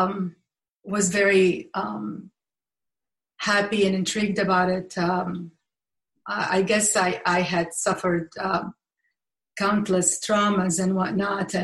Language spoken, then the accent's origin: English; Baghdad, Baghdad Governorate, Iraq; moved away; I was born in Baghdad, Iraq